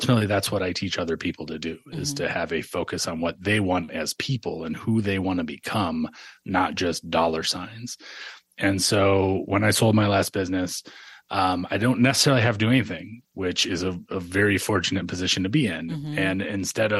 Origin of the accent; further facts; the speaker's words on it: Michigan, United States; I grew up in Michigan with no money